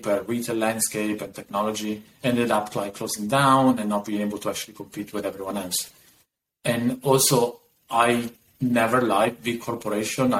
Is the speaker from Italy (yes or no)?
yes; Italy; moved away; also born or lived in New York; I'm actually originally from Italy. I left 20 years ago, moved to New York